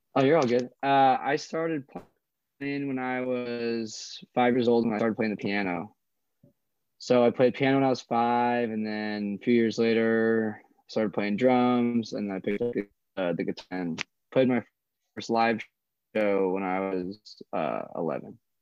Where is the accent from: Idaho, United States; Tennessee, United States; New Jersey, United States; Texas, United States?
Idaho, United States; Coeur d'Alene; I'm born and raised here in a town called Coeur d'Alene